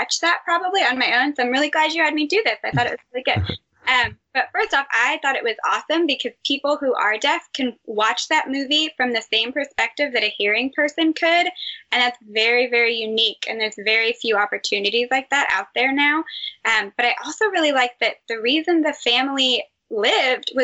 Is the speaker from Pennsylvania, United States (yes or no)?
no; Texas, United States; moved away; I'm from Texas